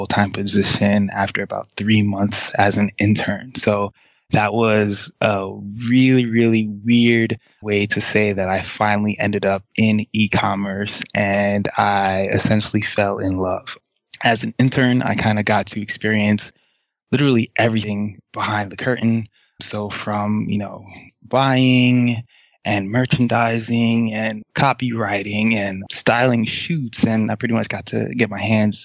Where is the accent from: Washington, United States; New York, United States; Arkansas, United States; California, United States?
New York, United States; also born or lived in Haiti; I was raised in a single-parent home with two older sisters by a mom who is spectacular, as all people would say that their mom is. But I'll say that my mom was particularly spectacular, worked very, very hard to provide for us in New York